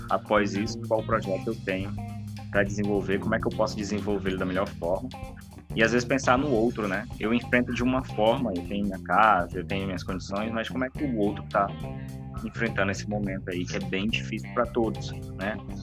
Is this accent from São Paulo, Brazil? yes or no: no; Pará, Brazil; moved away as an adult; now in Mato Grosso, Brazil; originalmente eu sou paraense, né, vindo do Pará para o Mato Grosso aí devido à questão do concurso para trabalhar